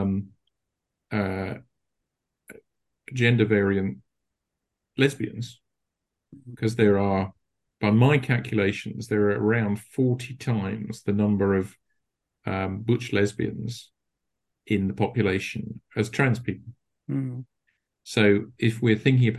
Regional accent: United Kingdom; we're still British

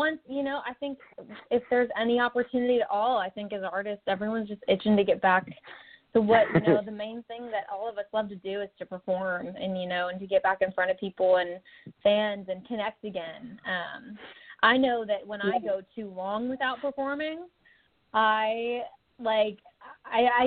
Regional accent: Texas, United States; also born or lived in Tulsa, Oklahoma; now in Nashville, United States; I grew up in Texas and was born in Tulsa, Oklahoma, but I live in Nashville now

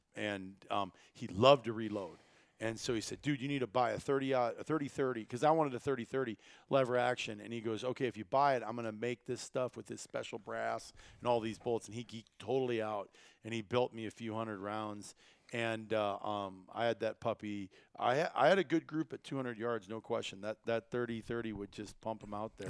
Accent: Iowa, United States; growing up in Iowa, it involved pheasant hunting.

